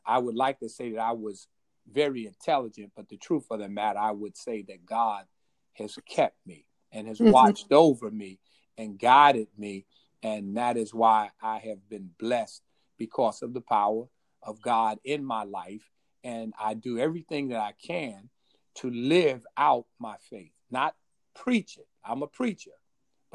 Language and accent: English; Hickorydale, North Carolina, United States; I was born in North Carolina in a little town called Hickorydale